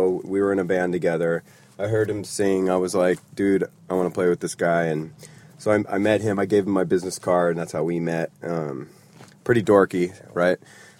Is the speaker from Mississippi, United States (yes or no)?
no; California, United States; I'm from California. I'm a hippie. I juice. I run barefoot. I surf.